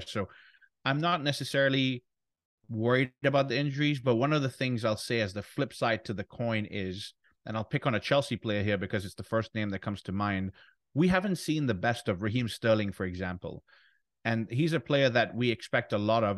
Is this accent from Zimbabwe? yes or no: no; Ghana; our home nation, Ghana